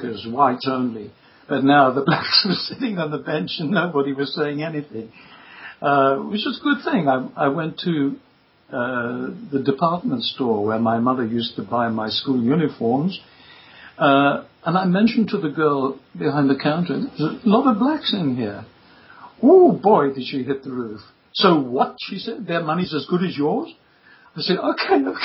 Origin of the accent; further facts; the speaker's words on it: Durban, KwaZulu-Natal, South Africa; accent: South African; moved away as an adult; also born or lived in London; growing up in Durban, there was just no theatre at all